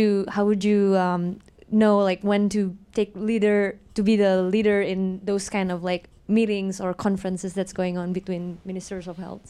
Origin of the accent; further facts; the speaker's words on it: Indonesia; moved away; I'm originally from Indonesia, and I'm here doing a master in epidemiology.